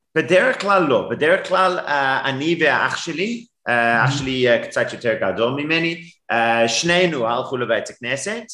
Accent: Durban, KwaZulu-Natal, South Africa; Hebrew is a second language; now in Cape Town, South Africa; גדלתי בדרום אפריקה, אבל לא בקייפטאון, בדרבן

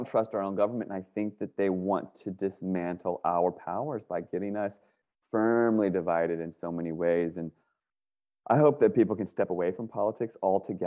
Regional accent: Northern Virginia, United States; born or raised there; now in California, United States

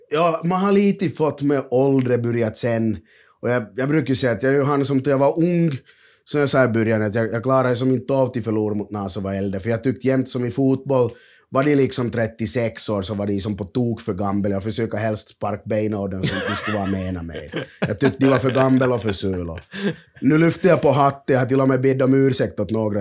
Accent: Finland; jag är från Finland

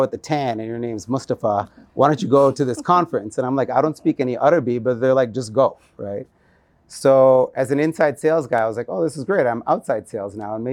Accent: United States; moved away; also born or lived in New Jersey / Chicago; I grew up in the United States. My parents immigrated from India in like the 60s. And growing up in New Jersey and Chicago

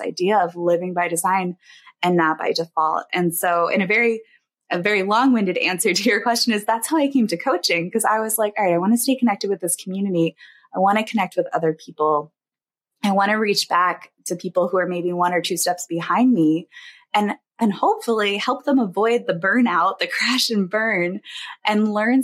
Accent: East Coast, United States; moved away as an adult; also born or lived in Illinois; we moved from Illinois back to the East Coast where we're from originally

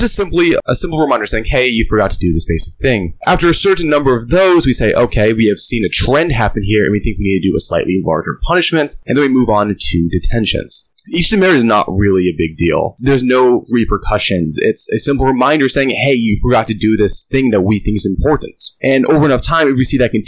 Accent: Michigan, United States; moved away as an adult; now in Anchorage, United States; I grew up in Michigan

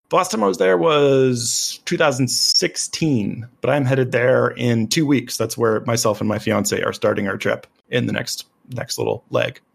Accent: United States

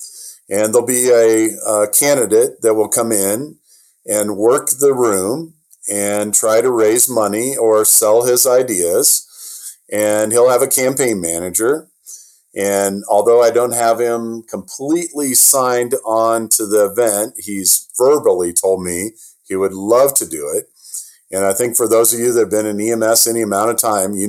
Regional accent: Iowa, United States; I'm from Iowa

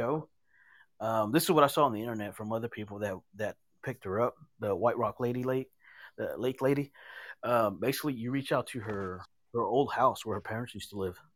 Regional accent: Dallas, Texas, United States; I'm from Dallas

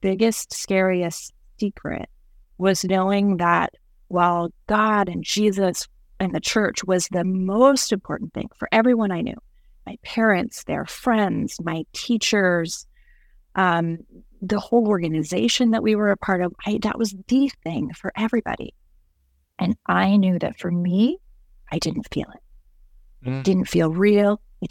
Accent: Tokyo, Japan; also born or lived in Indianapolis, Indiana; So I'm an MK, a missionary kid. When I was 5, my parents moved our family from Indianapolis, Indiana to Tokyo, Japan.

